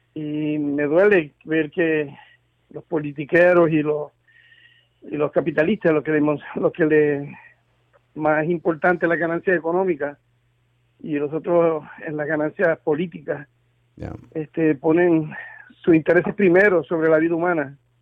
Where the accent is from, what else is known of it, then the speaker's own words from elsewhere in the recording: Coamo, Puerto Rico; now in Boston, United States; yo soy un puertorriqueño de Cuamo